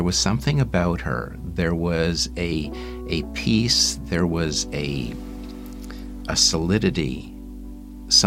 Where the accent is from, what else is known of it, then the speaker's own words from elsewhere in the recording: Montreal, Quebec, Canada; moved away; I was born in Montreal into a Jewish family